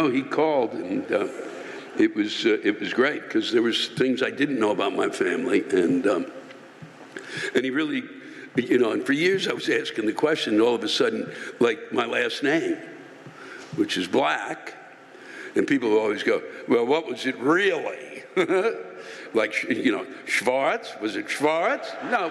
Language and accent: English; Long Island, New York, United States; I was born on Long Island, have lived here my entire life, and have family here.